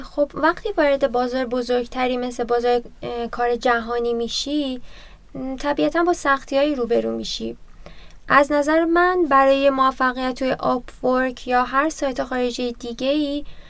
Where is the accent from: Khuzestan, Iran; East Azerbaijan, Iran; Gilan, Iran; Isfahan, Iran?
East Azerbaijan, Iran; Tabriz; now in Tehran, Iran; توی تبریز به دنیا اومدم اما ساکن تهرانم